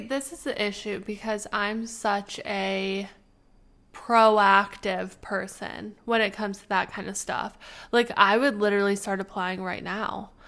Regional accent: Canada; moved away; we will be going to our homeland. The Canadians are going back.

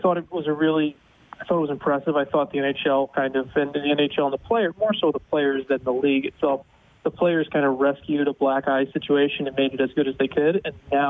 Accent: United States; now in Dallas, United States; being an American

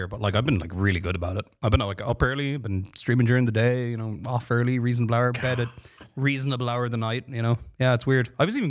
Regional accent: Ireland; moved away as an adult; now in United States; And it's like, because I'm Irish. It's like, what, is like your granddad Irish or something? It's like, no, I am Irish. I just moved here like 2 months ago.

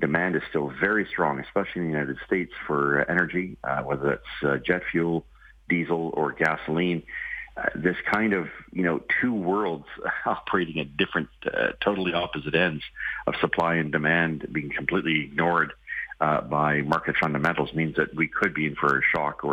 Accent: Ontario, Canada; I'm from Ontario

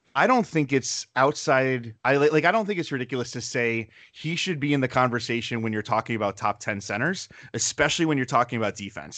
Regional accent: Connecticut, United States; I grew up in Connecticut.

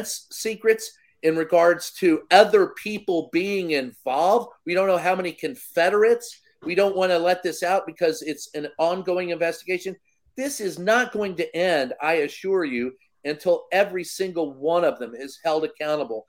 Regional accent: Louisville, Kentucky, United States; my hometown of a family-owned newspaper. It was the Courier-Journal, Louisville Times

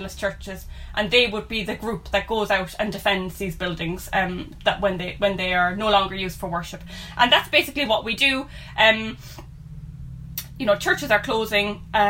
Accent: Cork, Munster, Ireland; We grew up in Turner's Cross, which is a 1920 suburb of Cork City in Ireland.

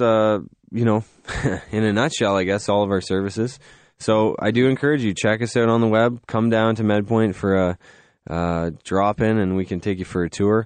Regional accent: Canada; we're Canadian

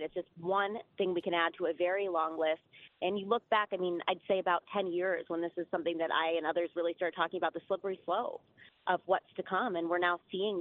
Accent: Ohio, United States; I'm in Ohio. I'm from Ohio.

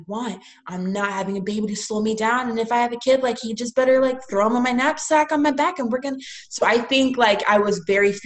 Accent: Tampa, Florida, United States; I'm from Tampa

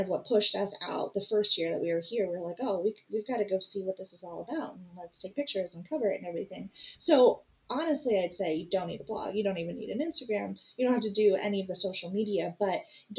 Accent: Phoenix, Arizona, United States; moved away as an adult; We both were born and raised in Phoenix

